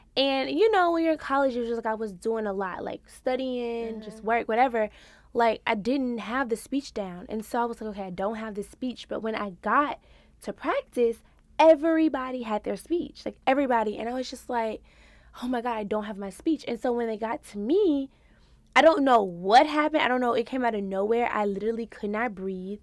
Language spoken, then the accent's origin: English; Louisiana, United States; also born or lived in Houston, Texas; now in New York, United States; I'm a Louisiana girl who moved to Houston, Texas. So I'm a Southern Belle